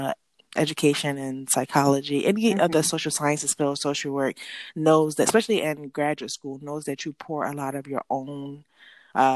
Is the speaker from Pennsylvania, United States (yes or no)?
yes; Philadelphia, Pennsylvania, United States; I'm from Philadelphia